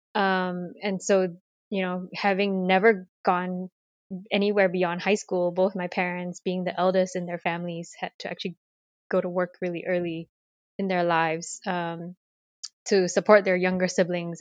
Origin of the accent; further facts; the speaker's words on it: Malaysia; moved away as an adult; now in United States; growing up in Malaysia, I'm ethnically Chinese